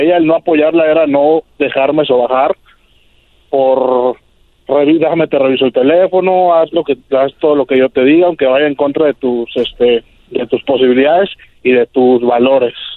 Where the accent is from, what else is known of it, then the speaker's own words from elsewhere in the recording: Mexico City, Mexico; also born or lived in California; now in Tijuana, Mexico; yo crecí en la Ciudad de México, me vine a California, de California me mudé a Tijuana